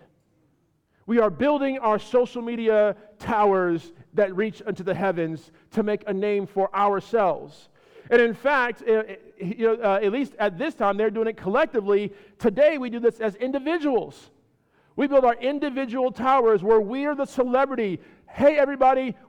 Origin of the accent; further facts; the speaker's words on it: California, United States; moved away as an adult; also born or lived in Chicago, Illinois / Ohio; Born in Chicago, raised in California, spent some time in Ohio for college, came down here